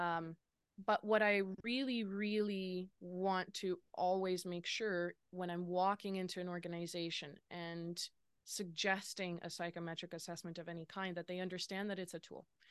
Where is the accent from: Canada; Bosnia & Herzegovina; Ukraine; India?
Canada; Lower Mainland, British Columbia; now in Kelowna, Canada; I grew up in the Lower Mainland